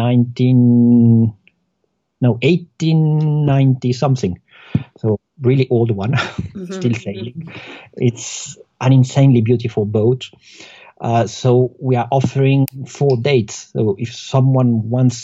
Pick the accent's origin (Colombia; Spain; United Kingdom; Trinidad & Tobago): Colombia; moved away; I'm from Colombia